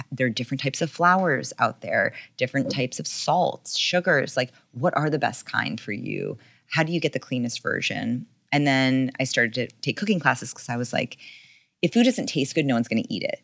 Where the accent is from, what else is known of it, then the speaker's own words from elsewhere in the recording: New York, United States; also born or lived in California; I grew up in New York